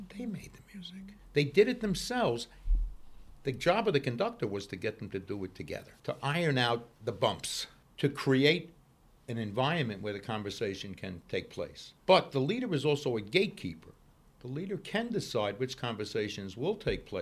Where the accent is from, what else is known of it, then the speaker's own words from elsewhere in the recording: New York City, New York, United States; I grew up in Brooklyn